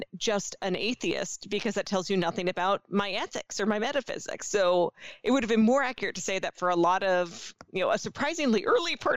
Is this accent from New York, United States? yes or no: yes; New York, United States; as a New Yorker